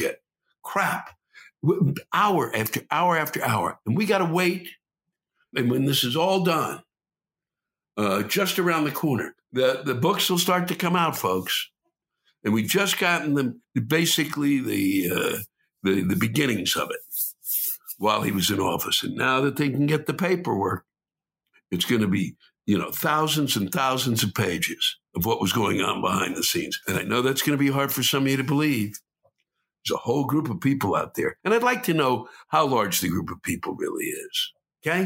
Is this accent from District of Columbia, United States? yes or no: yes; Washington, District of Columbia, United States; I was born and raised in Washington.